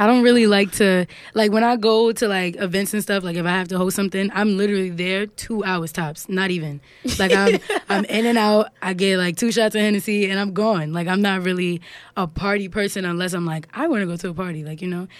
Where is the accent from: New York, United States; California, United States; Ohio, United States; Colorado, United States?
New York, United States; New York City; I'm from Harlem. Harlem is pretty much very small. Everybody pretty much knows everybody.